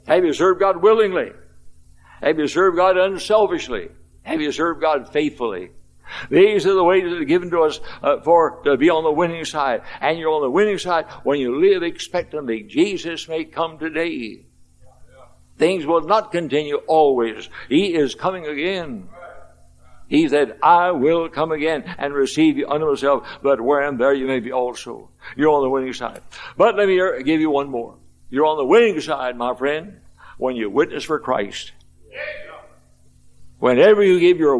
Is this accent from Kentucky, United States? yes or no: yes; Louisville, Kentucky, United States; I was 14 years of age in Louisville, Kentucky, my hometown